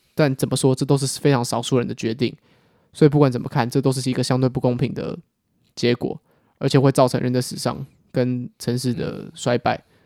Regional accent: Taiwan; 我们身为一个台湾人

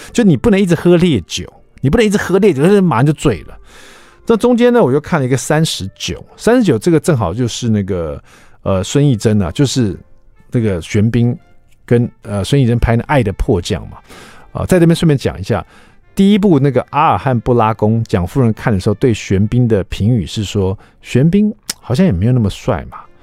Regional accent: Taiwan; 我们台湾人

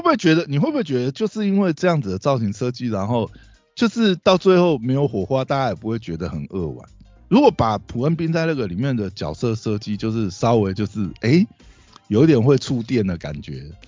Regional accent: Taiwan; 我们台湾人

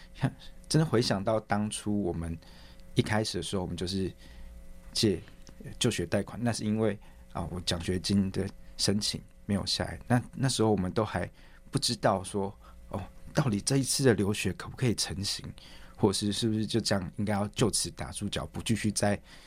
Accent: Taiwan; moved away as an adult; now in Scotland, United Kingdom; 跟家人一起团聚，然后也顺便回来投票，来参与台湾的未来

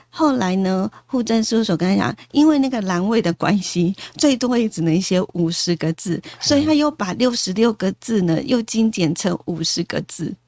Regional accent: Taiwan; 原来我们台湾人呢，就是一辈子可以有三次改名的机会

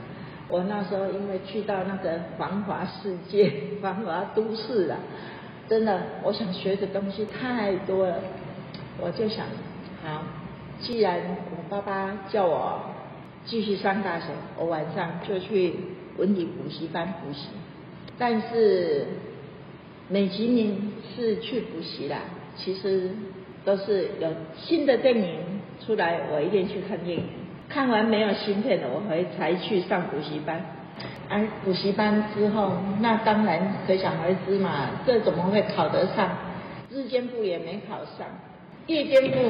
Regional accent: Taiwan; 好像是我们台湾人娶了日本太太，

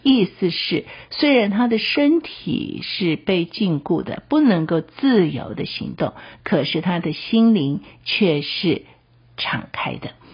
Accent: Taiwan; 我们台湾的一些的处境啊

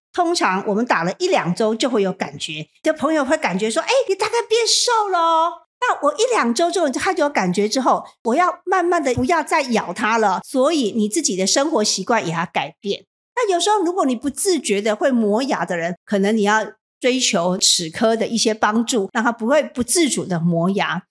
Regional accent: Taiwan; 以我们台湾人来说，我们的骨架跟韩国人不一样

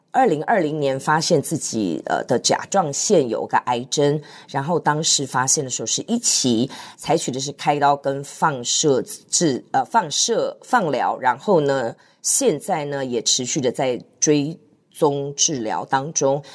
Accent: Hsinchu, Taiwan; 我在新竹出生

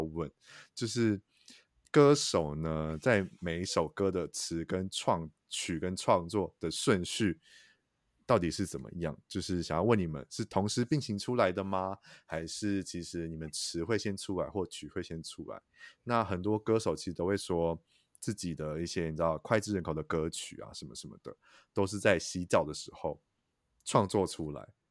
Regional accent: Taichung, Taiwan; 因为我是台中人，然后现在在台中嗯。生活

